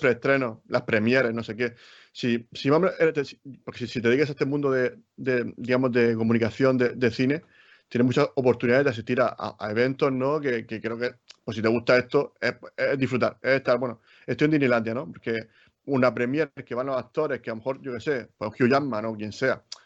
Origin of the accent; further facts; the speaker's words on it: Region of Murcia, Spain; yo soy muy murciano